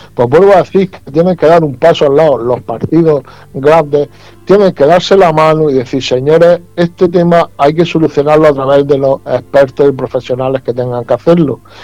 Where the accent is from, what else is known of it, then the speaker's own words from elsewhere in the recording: Region of Murcia, Spain; como murciano que soy